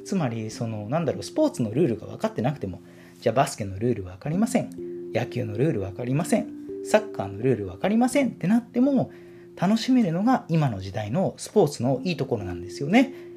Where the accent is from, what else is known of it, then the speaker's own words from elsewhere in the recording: Shizuoka, Japan; 僕は地元静岡なので